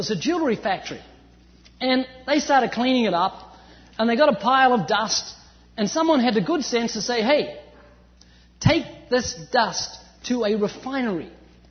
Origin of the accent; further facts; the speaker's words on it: New Zealand; moved away as an adult; now in California, United States; I'm originally from New Zealand, although you wouldn't know, I've lost my accent, I've been living in California for 14 years.